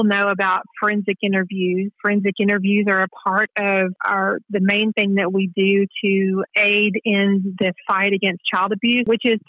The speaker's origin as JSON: {"language": "English", "town": "Waxahachie", "region": "Texas", "country": "United States", "tie": "born or raised there", "said": "moved back where I grew up in Waxahachie."}